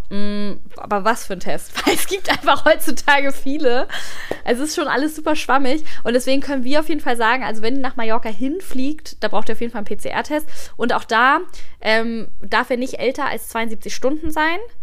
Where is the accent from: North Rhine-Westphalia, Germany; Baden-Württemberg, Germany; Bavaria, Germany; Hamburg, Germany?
Hamburg, Germany; als Hamburgerin